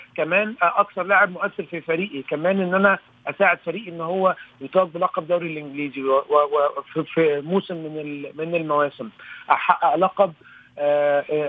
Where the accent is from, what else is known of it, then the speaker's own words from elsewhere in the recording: Egypt; كوني انا واحد مصري